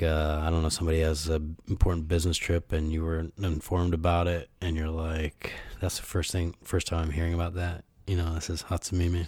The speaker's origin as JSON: {"language": "English", "town": "Ann Arbor", "region": "Michigan", "country": "United States", "tie": "born or raised there", "moved": "as an adult", "lives_now": "Japan", "said": "my hometown in the U.S., Ann Arbor"}